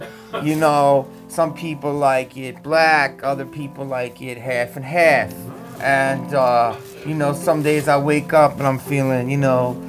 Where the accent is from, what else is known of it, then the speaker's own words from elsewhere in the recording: Philadelphia, Pennsylvania, United States; I am from Philly.